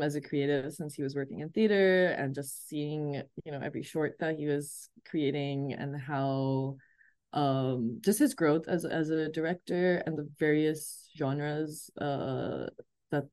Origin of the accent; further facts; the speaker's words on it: Rawalpindi, Punjab, Pakistan; moved away as an adult; also born or lived in Karachi; I grew up in the north side of Pakistan, born and raised in Rawalpindi, and I moved to Karachi in my 20s for work